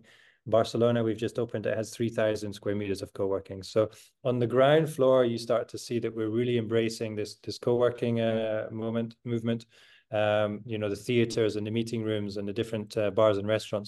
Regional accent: Edinburgh, Scotland, United Kingdom; now in Amsterdam, Netherlands; I'm Scottish, I'm from Edinburgh. When I left Edinburgh

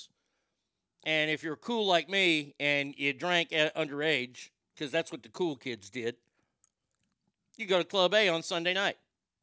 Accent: Garland, Texas, United States; I'm from Garland, and we didn't really have a lot of gay people at our school

